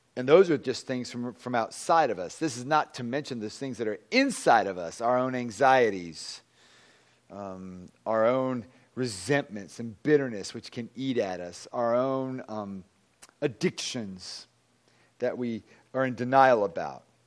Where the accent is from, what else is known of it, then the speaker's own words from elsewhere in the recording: Virginia, United States; moved away; I'm from Virginia